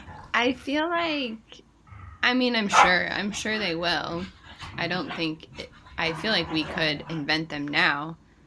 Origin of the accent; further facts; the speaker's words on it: Kentucky, United States; moved away; If I tell people I'm from Kentucky here